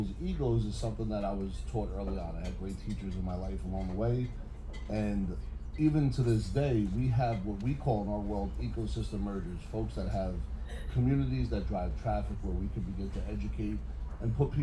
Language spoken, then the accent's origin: English; Bayonne, New Jersey, United States; I'm from Bayonne, New Jersey